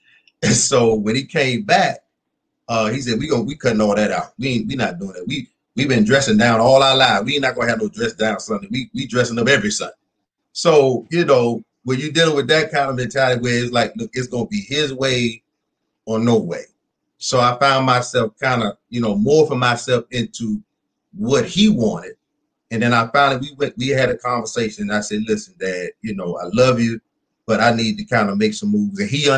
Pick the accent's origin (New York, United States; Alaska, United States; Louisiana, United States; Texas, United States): Louisiana, United States; Minnie; born there; Remember now, I told you I was born in Minnie, Louisiana.